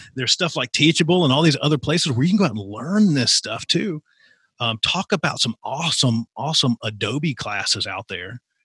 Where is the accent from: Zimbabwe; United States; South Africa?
United States; Appalachia; I grew up in Appalachia